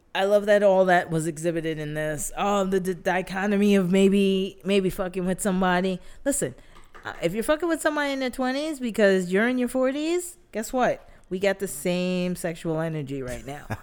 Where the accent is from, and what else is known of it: New York City, New York, United States